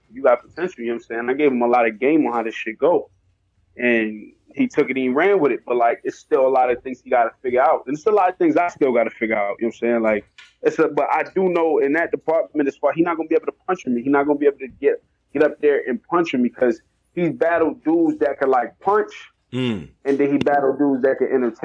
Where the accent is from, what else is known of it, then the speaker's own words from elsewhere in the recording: New York, United States; I'm from New York